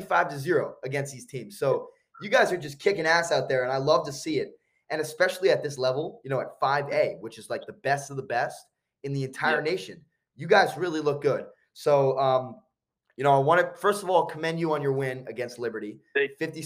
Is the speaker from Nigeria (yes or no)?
no; New Jersey, United States; I'm from New Jersey